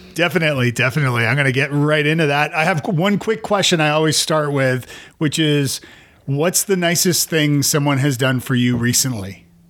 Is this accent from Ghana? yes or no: no; Toronto, Ontario, Canada; now in Nashville, United States; I'm from Toronto originally